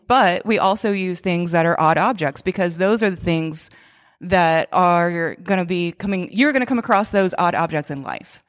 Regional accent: Augusta, Georgia, United States; moved away as an adult; also born or lived in Macon, Georgia; now in Philadelphia, United States; I'm from Georgia. I was born and raised in Augusta, which is the home of the Masters

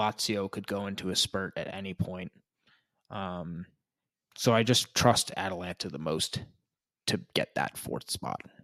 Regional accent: New England, United States; we're from New England

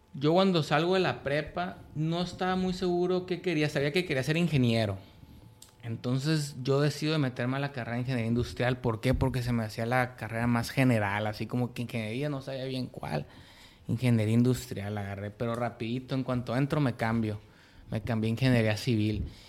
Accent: Culiacán, Sinaloa, Mexico; moved away as an adult; soy un morro de Culiacán, tengo 30 años, este, viví en, en, en, toda mi infancia en una, en una privada en Culiacán

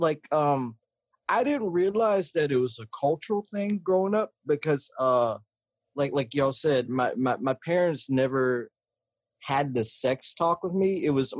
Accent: the South, United States; is growing up in the South, having only predominantly white and black friends

